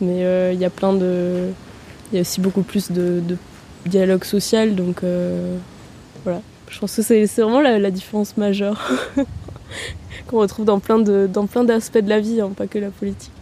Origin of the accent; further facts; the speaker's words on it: Vienna, Austria; moved away as an adult; also born or lived in Paris, France; now in Tours, France; Je suis née à Vienne, euh, ma mère est française et mon père autrichien. Et euh, j'ai grandi, euh, à Vienne, donc j'ai vécu à Vienne pendant 17 ans